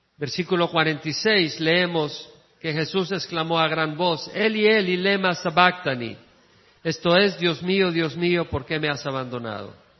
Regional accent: El Salvador; moved away as an adult; also born or lived in Georgia, United States; cuando salí del El Salvador, llegué a Georgia

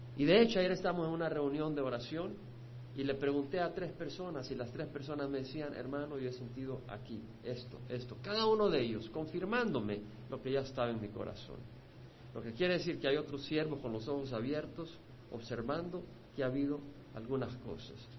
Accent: El Salvador; moved away; yo no soy mexicano, no soy cubano, nací en El Salvador

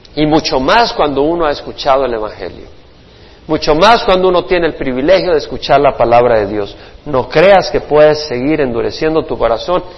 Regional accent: El Salvador; also born or lived in Florida / Houston / Georgia / South Carolina; now in California, United States; Del Salvador por la guerra salimos

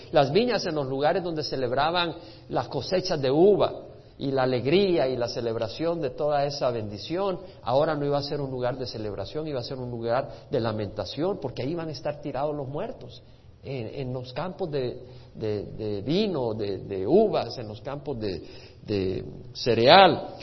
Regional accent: El Salvador; creciendo en El Salvador

